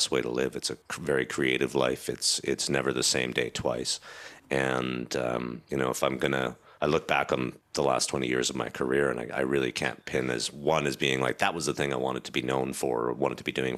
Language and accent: English; Stratford, Ontario, Canada; moved away as an adult; also born or lived in Toronto, Ontario; I came back to my hometown of Stratford